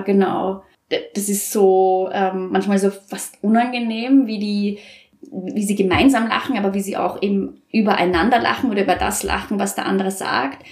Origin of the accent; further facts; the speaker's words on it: Vienna, Austria; moved away as an adult; now in Nuremberg, Germany; ich komme ja aus Wien